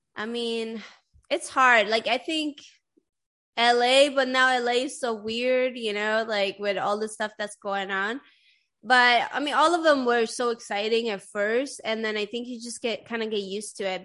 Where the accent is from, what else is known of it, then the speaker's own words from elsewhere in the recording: Sweden; English is a second language; moved away; everybody in Sweden knows how to speak English. Like I started learning English in like the fourth grade or something like